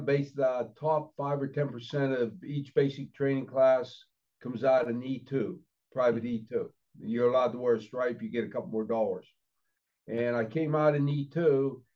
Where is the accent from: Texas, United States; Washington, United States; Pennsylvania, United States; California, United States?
Pennsylvania, United States; Freeport; I grew up in Freeport, Pennsylvania, just up the river